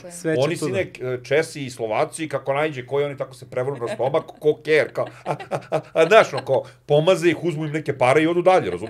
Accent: Serbia; ja moram to da kažem kao Srbin, ja sam ponosno sa Srbin

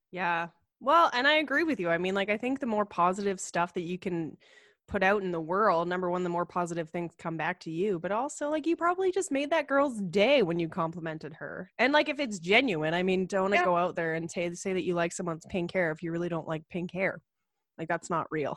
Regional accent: Ottawa, Ontario, Canada; moved away as an adult; also born or lived in Calgary; I grew up in Ottawa. And uh like they have about a million people there and I grew up in a suburb there

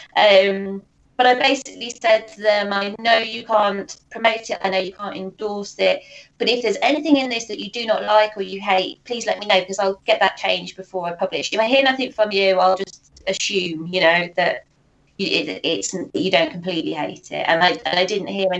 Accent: United Kingdom; me being sort of a gullible Brit

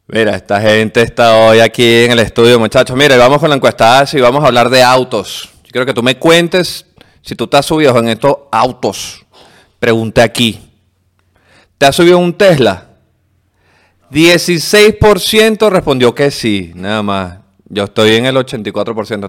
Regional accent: Venezuela; nosotros los venezolanos

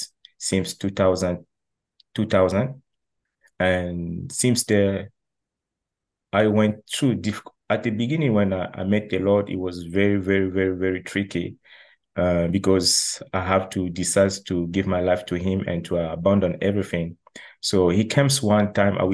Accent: Republic of the Congo; also born or lived in China; now in Montreal, Canada; I'm from the Republic of the Congo, which is called like Congo Brazzaville.

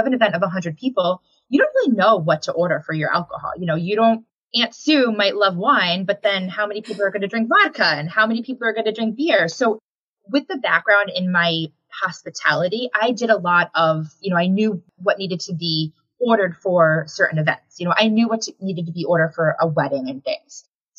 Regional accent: Connecticut, United States; I was born and raised in Connecticut, so we have family here.

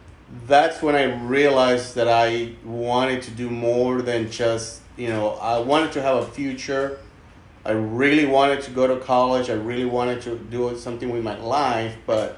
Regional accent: Mexico; Most of the time he lived in the U.S. and my mother and my two other siblings, we grew up in Mexico.

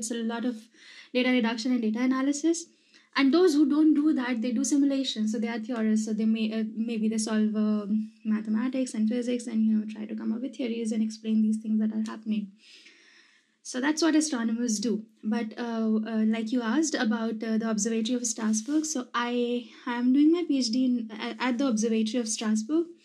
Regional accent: Madhya Pradesh, India; I'm from Madhya Pradesh.

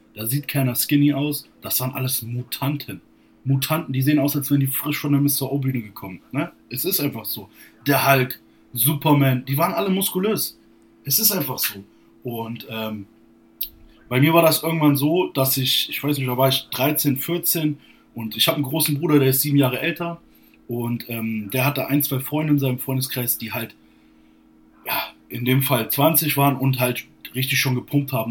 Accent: Borken, Hesse, Germany; now in Kassel, Germany; ich komme eigentlich gebürtig nicht aus Kassel, sondern ähm, 40 Kilometer südlich von Kassel, aus einer kleinen Stadt, Borken heißt sie. Und ähm, habe dort gewohnt, bis ich 19, nein, bis 20 war

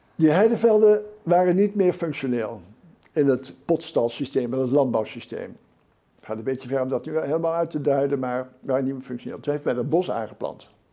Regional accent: Utrechtse Heuvelrug, Netherlands; ik ben opgegroeid in de, op de Utrechtse Heuvelrug

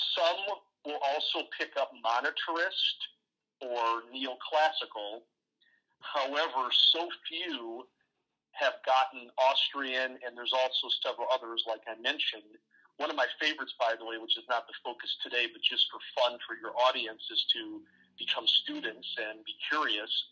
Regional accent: Ohio, United States; I live in the Midwest in a state called Ohio. I was born here in Ohio

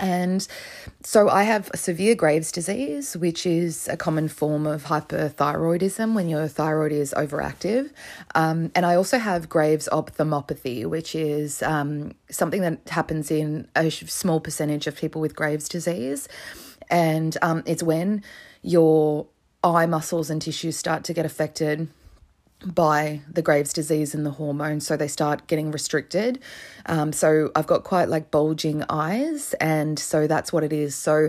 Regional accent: Australia; I like to occasionally come back to Australia because I have a lot of Australian cases and I am Australian.

